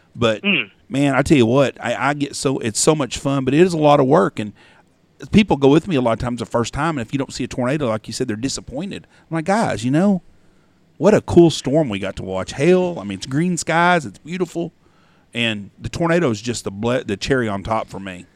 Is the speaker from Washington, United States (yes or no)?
no; Wichita Falls, Texas, United States; I grew up in Wichita Falls and I was there on April 10th